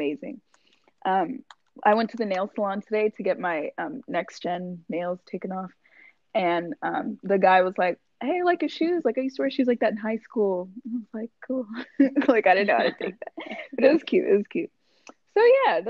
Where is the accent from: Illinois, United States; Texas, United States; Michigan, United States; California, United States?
Texas, United States; I'm from Texas